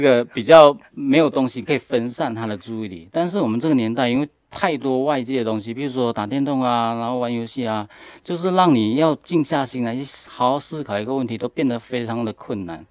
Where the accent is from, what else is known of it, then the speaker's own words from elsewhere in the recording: Senggarang, Johor, Malaysia; moved away as an adult; also born or lived in United States; now in Taiwan; 我来自马来西亚柔佛州的一个小镇，叫新加兰。那我小时候是在马来西亚长大的，然后我是国中跟高中是读巴杜巴巴峡的那个华人中学